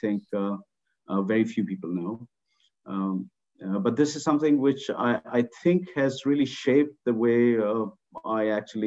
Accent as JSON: {"language": "English", "town": "Patna", "region": "Bihar", "country": "India", "tie": "born or raised there", "also_born_or_lived": "Bangkok, Thailand / Libya", "said": "I was growing up in Patna, which is a relatively small town in India"}